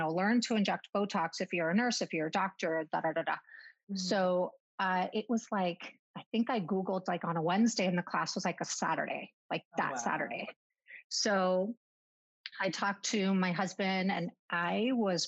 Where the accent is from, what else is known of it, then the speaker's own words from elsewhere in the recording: Miami, Florida, United States; moved away; also born or lived in Argentina (parents); I'm from Miami, born and raised